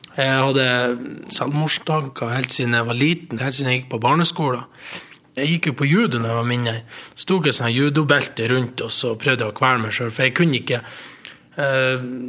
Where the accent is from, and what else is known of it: Mo i Rana, Nordland, Norway; born or raised there; also born or lived in Costa Rica